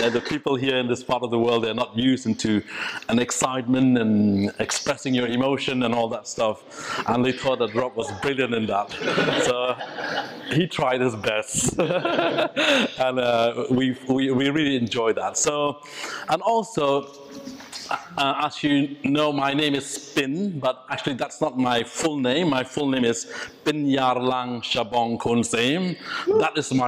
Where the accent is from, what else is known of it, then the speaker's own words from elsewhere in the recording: Meghalaya, India; first language Khasi; English is a second language; moved away as an adult; now in United Kingdom; my language, Khasi. So English is my third language